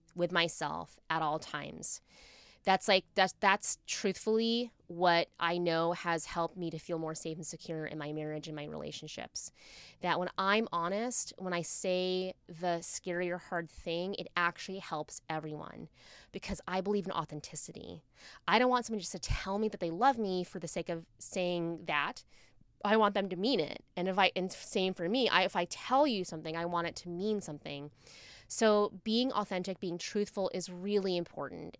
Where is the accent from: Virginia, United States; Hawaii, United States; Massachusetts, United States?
Virginia, United States; I'm from Virginia, so it's, like, people marry their high school sweethearts all the time